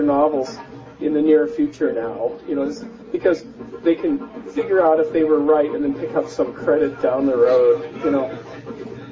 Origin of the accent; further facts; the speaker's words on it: Canada; moved away as an adult; also born or lived in Northern California, United States; now in California, United States; I'm a Canadian raised in the mountains, the Rocky Mountains of Canada, and exported myself to the United States in the mid-80s